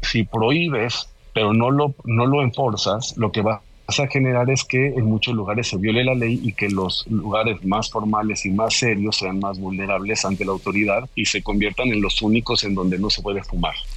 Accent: Mexico; como mexicano

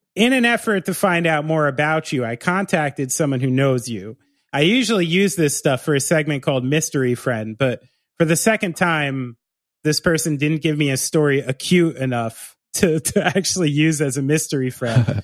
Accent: Somerville, New Jersey, United States; also born or lived in Bridgewater, New Jersey / New Brunswick, New Jersey; I grew up in Somerville

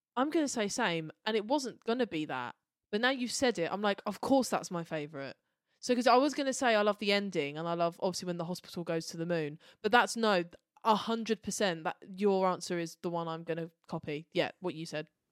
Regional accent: United Kingdom; we're British

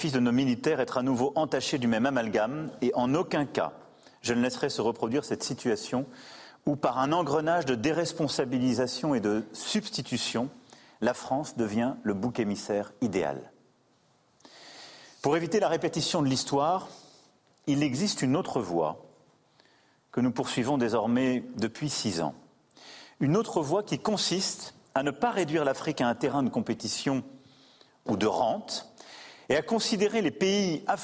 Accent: Belgium; En tant que Belge, je ne suis pas directement concerné, mais je comprends.

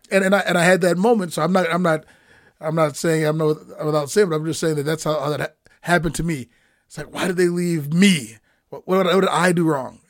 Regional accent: Milwaukee, Wisconsin, United States; now in Twin Cities, United States; I grew up in Milwaukee

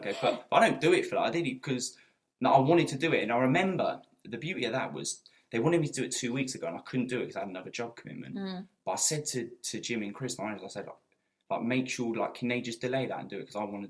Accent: Newcastle upon Tyne, North East England, United Kingdom; Yeah, being a Geordie.

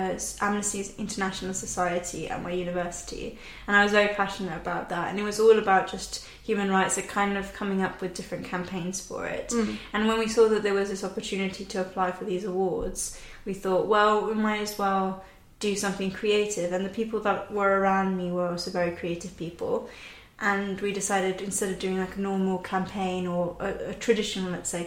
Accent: an hour from Venice, northern Italy, Italy; moved away; I was born in Italy, in the north of Italy, an hour away from Venice

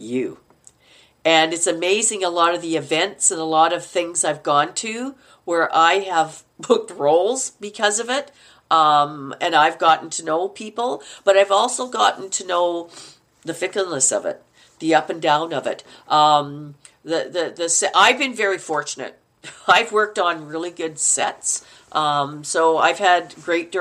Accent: Manitoba, Canada; accent: Canuck; moved away; I'm from Manitoba, and we speak very Minnesotan.

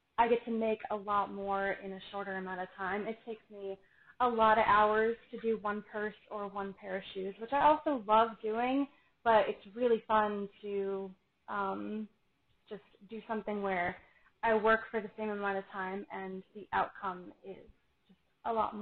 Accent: Florida, United States; I am born and raised in Florida, but my parents are from Buffalo

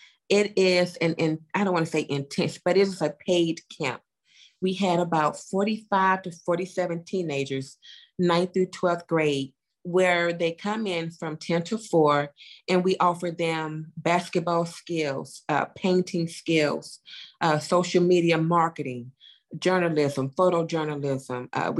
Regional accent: Chattanooga, Tennessee, United States; I go to Chattanooga to do that. Like you stated, I love to give back to my hometown.

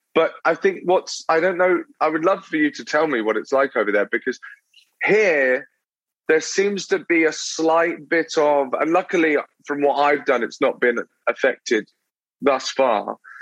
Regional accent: Brighton, South East England, United Kingdom; moved away as an adult; now in London, United Kingdom; So I I'm born in London, but then I moved to a a small town. Uh, it's not that small, but a smaller town uh, on the um, on the south coast called Brighton

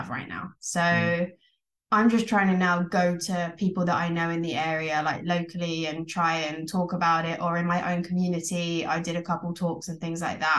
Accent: Essex, East of England, United Kingdom; I grew up in Essex.

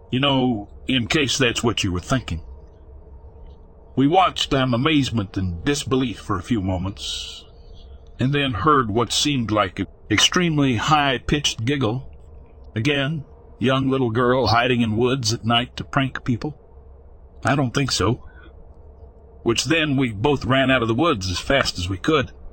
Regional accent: Texas, United States; I grew up and live in West Texas.

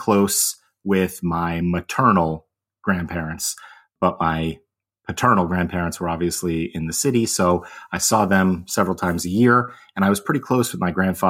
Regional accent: Connecticut, United States; I am originally from Connecticut. My family traces its roots through New York.

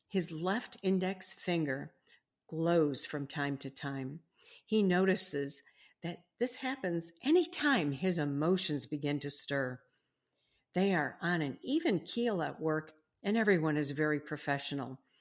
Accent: Illinois, United States; Illinois, which is my home state

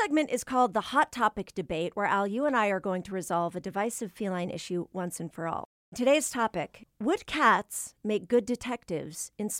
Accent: Maine, United States; So if my home state is listening, mm-hmm. I think there needs to be a reality show. And I think we need to have small town cat detectives of Maine on the air immediately.

